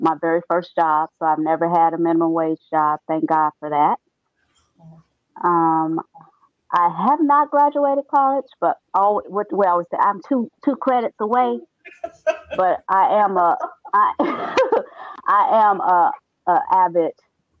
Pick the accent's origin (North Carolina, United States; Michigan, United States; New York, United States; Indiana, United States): Indiana, United States; Gary; I grew up in a rough neighborhood in Gary, Indiana.